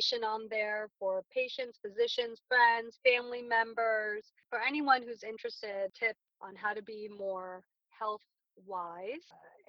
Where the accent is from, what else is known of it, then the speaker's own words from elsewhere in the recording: Glendale, California, United States; also born or lived in New York; I'm a Southern California native, and I grew up in Glendale, California, right outside of Los Angeles